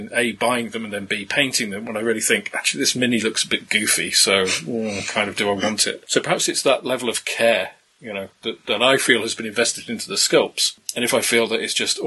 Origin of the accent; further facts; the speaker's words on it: England, United Kingdom; being English rather than Scottish